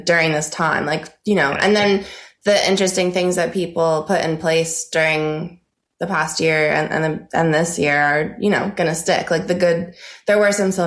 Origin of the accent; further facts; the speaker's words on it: State College, Pennsylvania, United States; moved away as an adult; also born or lived in Los Angeles; I grew up in a small college town. It's called State College. It's where Penn State University is